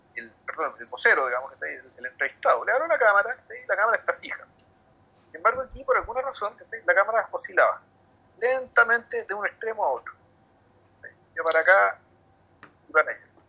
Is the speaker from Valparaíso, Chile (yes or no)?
no; Santiago, Santiago Metropolitan Region, Chile; yo soy de Santiago